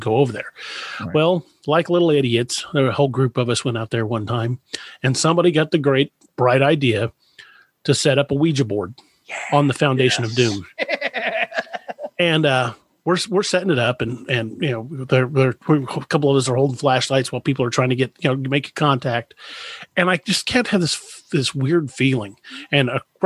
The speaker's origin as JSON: {"language": "English", "country": "United States", "tie": "born or raised there", "said": "I grew up there in McLean County"}